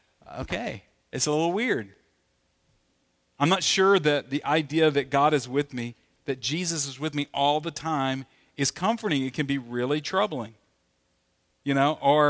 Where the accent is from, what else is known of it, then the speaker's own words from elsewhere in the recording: the South, United States; You know, I grew up in the South where they would say things like, you know, they would challenge us about not watching R-rated movies or PG-13 movies